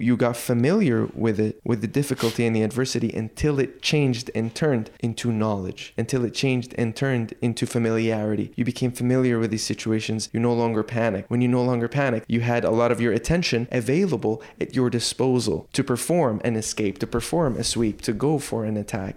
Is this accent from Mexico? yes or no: no; Dukhan, Al Shahaniya, Qatar; Although I grew up here in the Middle East, but I grew up within a Western community in Dukhan on the West Coast